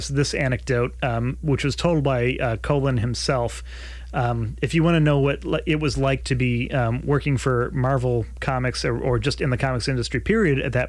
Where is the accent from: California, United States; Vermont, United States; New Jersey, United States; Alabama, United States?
Vermont, United States; moved away; I grew up in Vermont